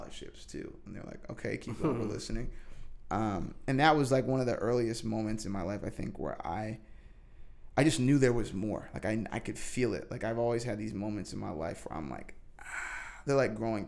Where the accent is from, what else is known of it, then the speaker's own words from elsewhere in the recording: New Hampshire, United States; also born or lived in California; now in New York City, United States; I grew up in New Hampshire